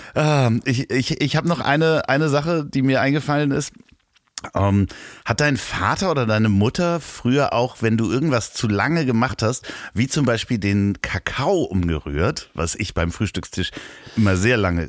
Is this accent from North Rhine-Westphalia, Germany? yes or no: no; Hamburg, Germany; accent: Hamburger Akzent; meinen Hamburger Akzent, ja, den ich ja manchmal habe